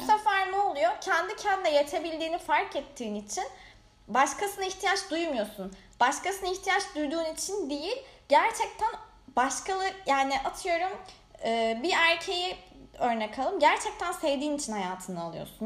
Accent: Bandırma, Balıkesir, Turkey; also born or lived in Erdek / Istanbul; Bandırmalıyım, yazları Erdek'teyim.

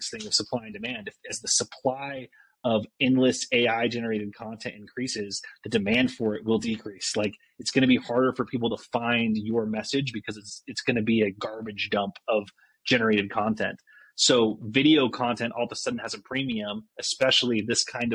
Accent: Mapleton, Utah, United States; I grew up in Utah, small town Mapleton, and had a really like idyllic childhood there

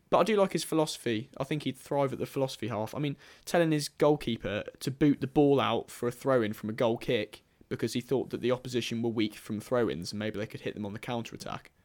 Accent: Redditch, West Midlands, United Kingdom; also born or lived in Birmingham; I'm from Redditch

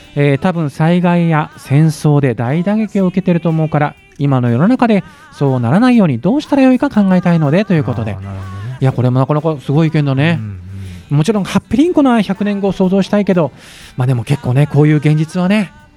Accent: Yamanashi, Japan; born or raised there

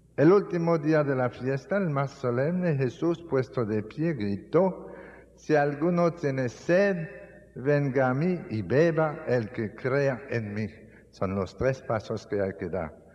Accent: Canada; moved away; also born or lived in Dominican Republic; en mi país, en Canadá, así es como nosotros llamamos los puercos

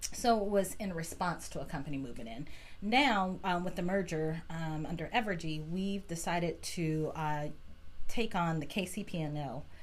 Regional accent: Wichita, Kansas, United States; born and raised in Wichita, went to Southeast High

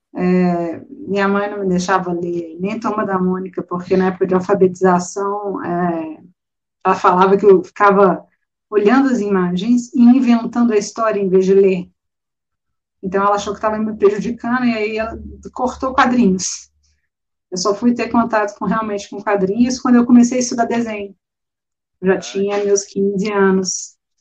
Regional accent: Belo Horizonte, Minas Gerais, Brazil; eu sou de Belo Horizonte

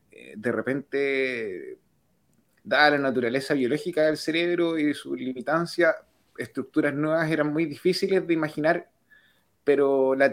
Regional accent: Canada; Yo soy de Canadá

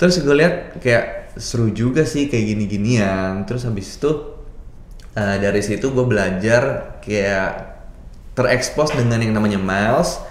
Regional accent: Jakarta, Indonesia; moved away as an adult; also born or lived in Sydney; gua lahir dan besar di Jakarta

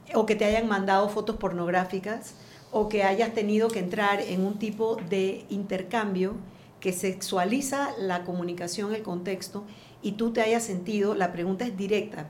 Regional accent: Panama; nos dicen el material humano que somos los panameños

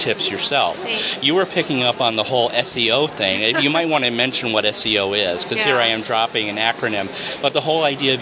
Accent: New York, United States; Christmas traditions where I grew up in New York

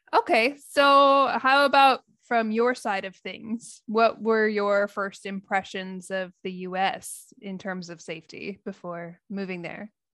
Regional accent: United States; moved away as an adult; now in Japan; I'm American and I'm living in Japan.

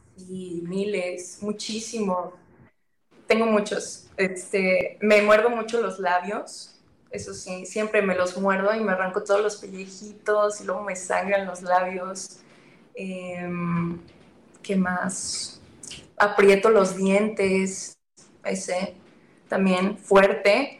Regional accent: northern Mexico, Mexico; yo soy del norte.

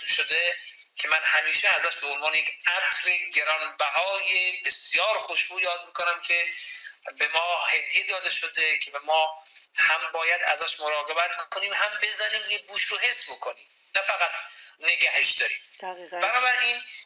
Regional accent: Yazd, Yazd Province, Iran; moved away as an adult; also born or lived in Tehran, Iran / Kerman, Iran; now in Vancouver, Canada; متولد 1352 در شهر تهران تحصیلات مقدماتی بنده با توجه به اینکه اصالتا اهل یزد هستم در یزد انجام شده

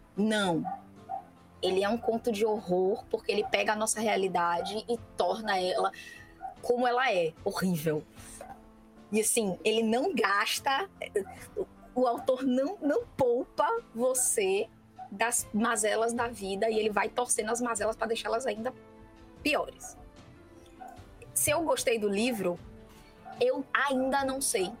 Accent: Brazil; somos brasileiros, vivemos nesse planeta

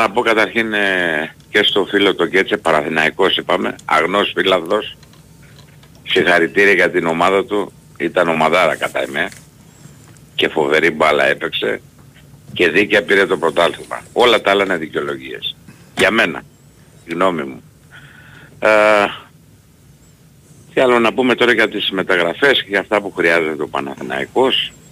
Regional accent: Heraklion, Crete, Greece; είμαι από Ηράκλειο, παίρνω, Κρήτης.

